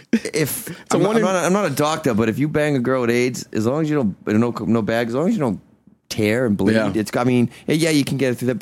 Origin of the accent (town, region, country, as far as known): Boston, Massachusetts, United States; accent: Boston